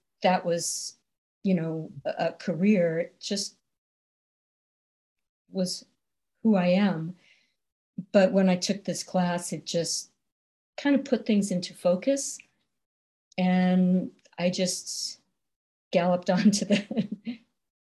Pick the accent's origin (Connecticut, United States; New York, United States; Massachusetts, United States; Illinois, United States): Massachusetts, United States; Newton; moved away as an adult; now in Boulder, United States; I grew up outside of Boston in Newton, one of the western suburbs.